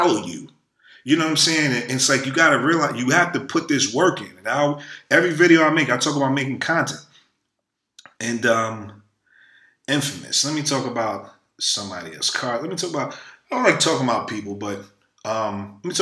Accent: New York City, New York, United States; where I'm from the hood. I'm from Brooklyn, New York

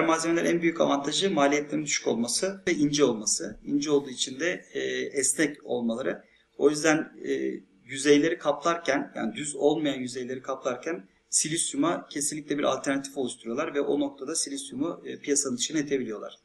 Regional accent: Thrace, Turkey; benim memleketim olan Trakya

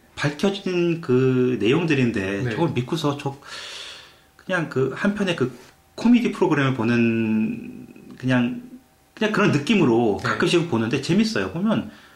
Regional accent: South Korea; now in Canada; 우리는 그냥 한국 사람들끼리

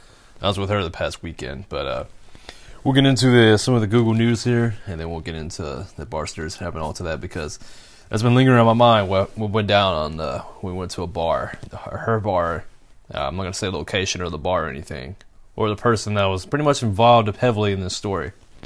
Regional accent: Arkansas, United States; at my home state, Arkansas. I don't know what town it is.

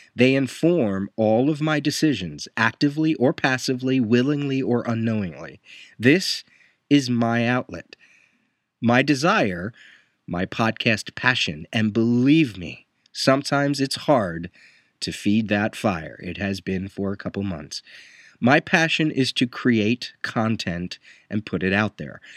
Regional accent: Puerto Rico; I am a Puerto Rican

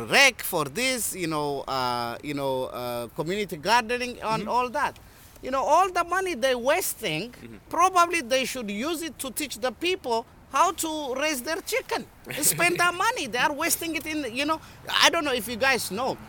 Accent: Shashamane, Oromia, Ethiopia; now in Worcester, United States; I was born in Ethiopia, mm-hmm. Shashamane

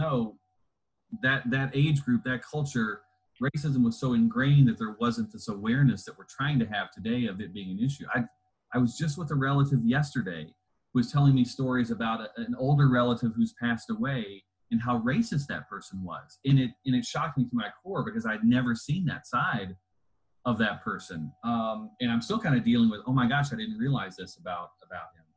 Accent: Louisville, Kentucky, United States; also born or lived in Southern Indiana; I grew up in the Louisville area, sort of flitted back and forth between Southern Indiana and Louisville

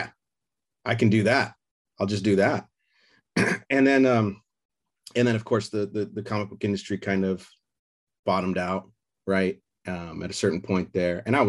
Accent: Burbank, California, United States; I said, Burbank

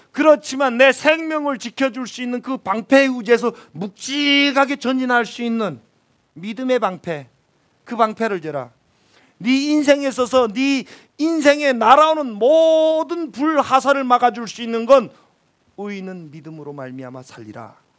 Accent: North Korea; moved away as an adult; also born or lived in Pyongyang, North Korea; now in South Korea; 기차도 한다는 촌에서 태어난 촌놈이거든요. 도시에 처음에 나와가지고

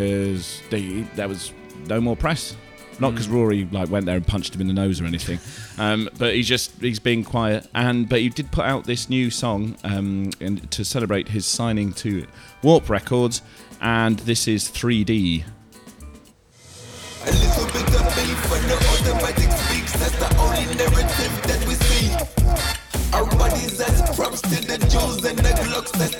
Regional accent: St Albans, East of England, United Kingdom; where I grew up as a teenager called Jersey Farm

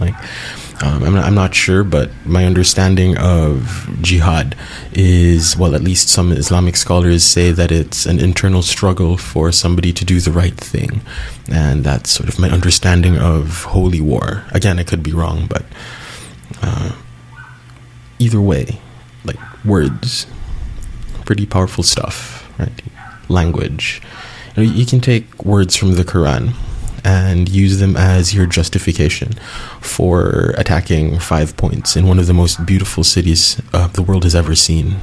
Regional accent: Cebu City, Central Visayas, Philippines; Cebu um, in 2013, my hometown

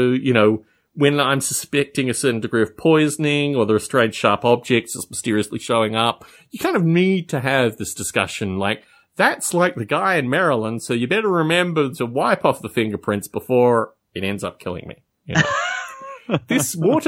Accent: Adelaide, South Australia, Australia; moved away; growing up in Australia

